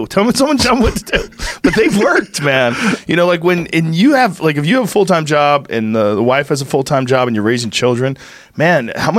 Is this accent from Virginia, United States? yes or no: no; Nebraska, United States; This is too weird, man. I grew up in Nebraska.